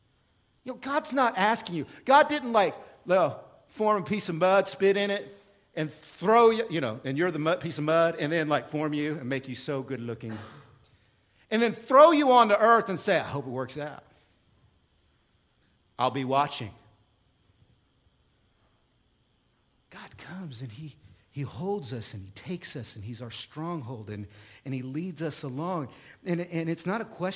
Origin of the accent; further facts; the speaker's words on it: Oklahoma, United States; now in Central Illinois, United States; I am from Oklahoma